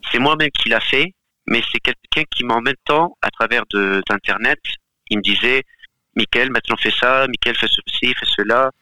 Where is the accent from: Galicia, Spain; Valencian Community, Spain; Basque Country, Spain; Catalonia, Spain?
Galicia, Spain; moved away; je viens aussi d'une partie d'Espagne, euh, j'ai vécu dans une partie d'Espagne qui s'appelle Terre de Meigas